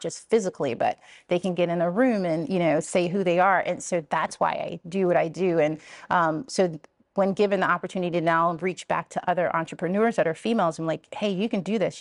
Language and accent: English; Richmond, Virginia, United States; moved away; also born or lived in Columbia, Maryland; this is my hometown.